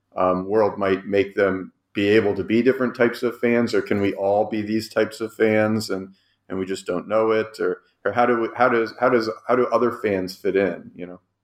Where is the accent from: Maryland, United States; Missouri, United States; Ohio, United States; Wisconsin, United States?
Ohio, United States; Cleveland; I'm also from Cleveland